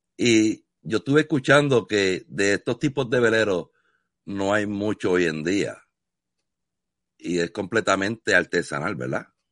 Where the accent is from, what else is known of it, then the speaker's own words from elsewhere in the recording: Puerto Rico; moved away; yo vengo de Puerto Rico, fui criado en la costa